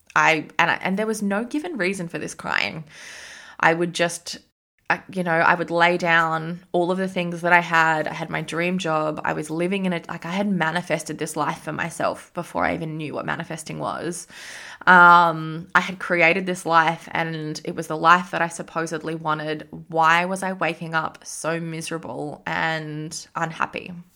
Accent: Sydney, New South Wales, Australia; moved away; I was from Sydney

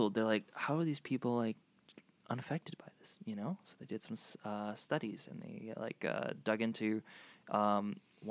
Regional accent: Florida, United States; moved away as an adult; also born or lived in South Africa / Los Angeles; I grew up mostly in Florida. I moved from South Africa when I was 8, and then I grew up in Florida, and then I moved to L.A.

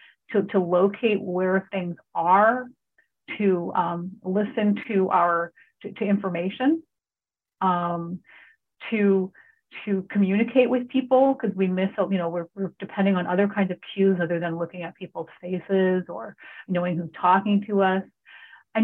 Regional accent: California, United States; moved away; also born or lived in Hawaii; I grew up in California

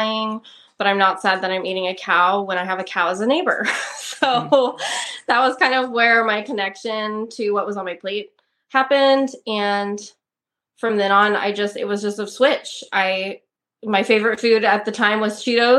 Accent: Turlock, California, United States; also born or lived in Ballico, California / Ceres, California; I was born in Turlock. I lived there till I was about 11 years old, and my family up and moved to a almond ranch in Balico

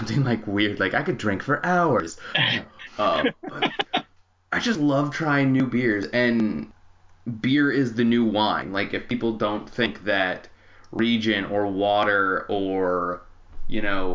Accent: Phoenix, Arizona, United States; now in Los Angeles, United States; growing up in Phoenix, now

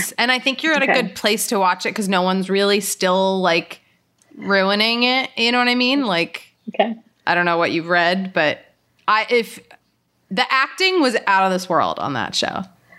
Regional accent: Philadelphia, Pennsylvania, United States; I'm from Philadelphia.

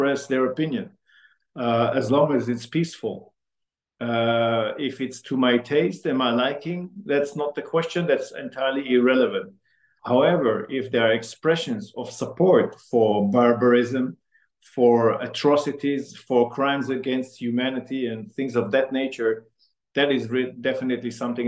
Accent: Amsterdam, North Holland, Netherlands; now in Ottawa, Canada; I was born in Holland and in Amsterdam. And my mother's and father's family is also from Amsterdam.

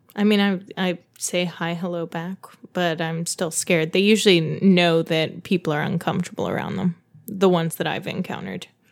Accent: Dayton, Ohio, United States; I grew up in Dayton, Ohio

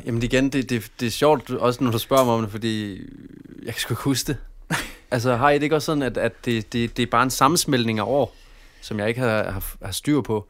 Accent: Padborg, Southern Denmark, Denmark; also born or lived in Aabenraa / Flensburg / Haderslev; Jeg er fra Padborg. Jeg har boet i Aabenraa i mange år. Jeg har boet i samtlige, samtlige byer, faktisk. Både Flensborg og Haderslev.

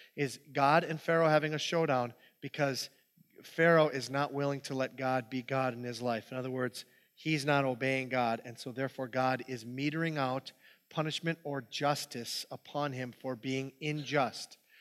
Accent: Hibbing, Minnesota, United States; that's where I grew up. This is my hometown. This is Hibbing, Minnesota.

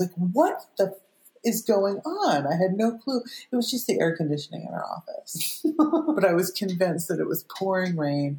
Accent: Fresno, California, United States; I'm from Fresno.

